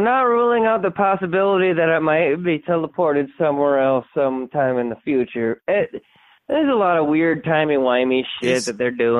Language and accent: English; Spearfish, South Dakota, United States; accent: blend of Scandinavian and Lakota; I'm from Spearfish.